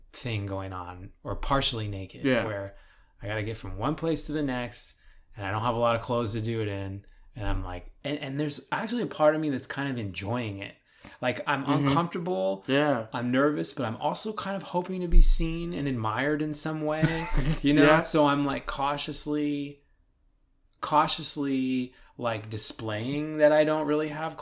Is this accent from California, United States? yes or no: yes; California, United States; now in Texas, United States; Growing up in California